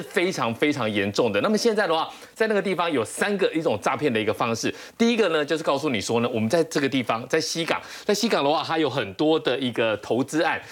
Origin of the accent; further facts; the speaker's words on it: Taiwan; 比如说我们台湾人被骗去